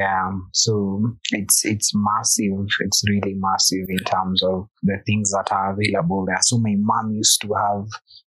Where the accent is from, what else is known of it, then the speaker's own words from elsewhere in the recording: Nairobi, Kenya; I was born in Dandora.